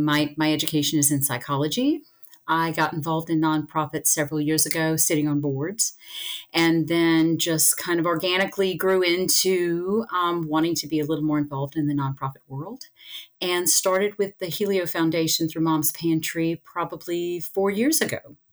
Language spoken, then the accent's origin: English; Chauvin, Louisiana, United States; Well, I was born in Chauvin, Louisiana, which is way down the bayou